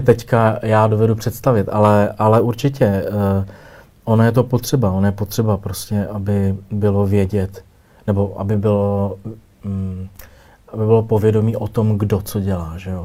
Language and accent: Czech; Rokycany, Plzeň Region, Czechia; now in Prague, Czechia; Já jsem z Rokycan, no, z západních Čech